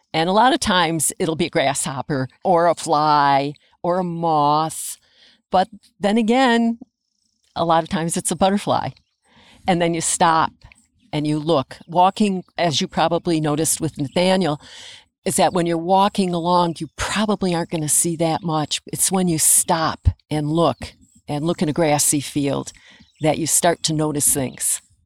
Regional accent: Adams, Massachusetts, United States; now in Bennington, United States; I grew up in Adams, Massachusetts, in northern Berkshire, right across the valley from Mount Greylock

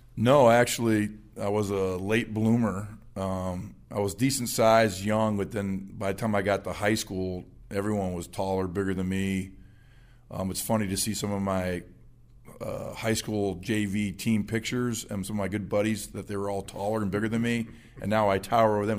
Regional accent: Phoenix, Arizona, United States; also born or lived in Camp Springs, Maryland; I grew up in Phoenix. I moved out there when I was two

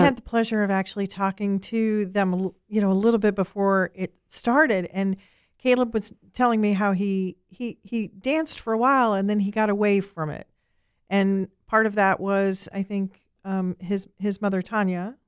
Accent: Ireland; I'm Irish, and I grew up on Irish music

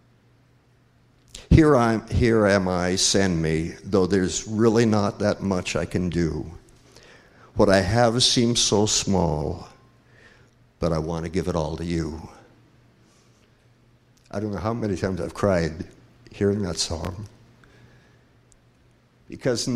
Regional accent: Oregon, United States; moved away; I'm from Oregon, I admit it, I'm from Oregon.

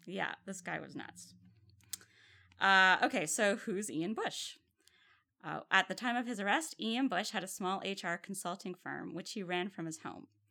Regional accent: Ottawa, Ontario, Canada; Ottawa, which is my hometown

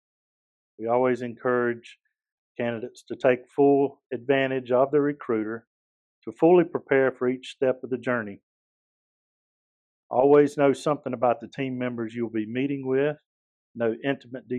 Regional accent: Eastern North Carolina, United States; I'm originally from Eastern North Carolina. Grew up on a farm.

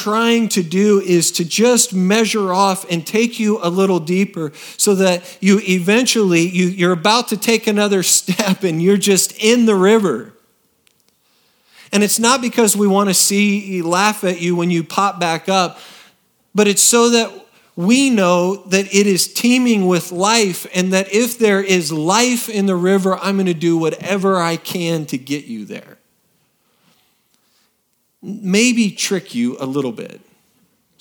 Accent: Oregon, United States; moved away as an adult; now in Texas, United States; I grew up in Oregon

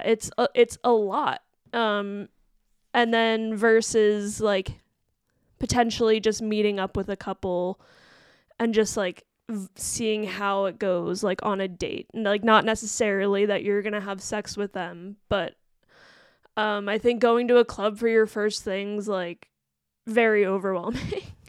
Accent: Western Pennsylvania, United States; I'm from there, that, around that area too

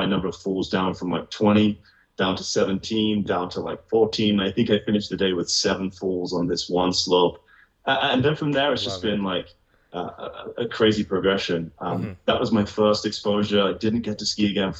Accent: United Kingdom; moved away as an adult; also born or lived in London / Asia; born about an hour north of London, a small town that's only famous for having … of … being born there. There's nothing else interesting about my town. I spent the first 18 years of my life there

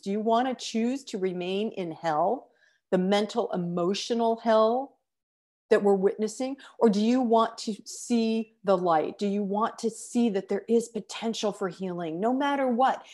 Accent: United States; I'm an American

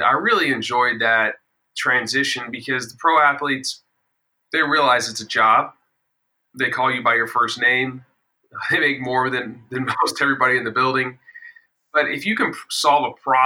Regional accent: Dallas, Texas, United States; I'm originally from Dallas, Texas.

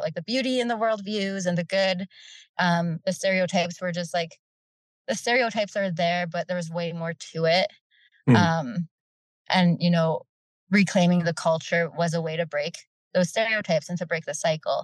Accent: Fort McMurray, Alberta, Canada; now in Edmonton, Canada; We grew up in Fort McMurray

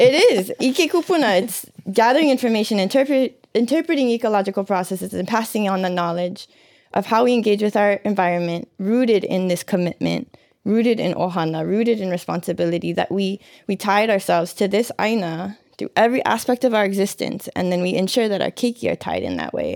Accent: Hawaii, United States; these times that we're in as Hawaiian people

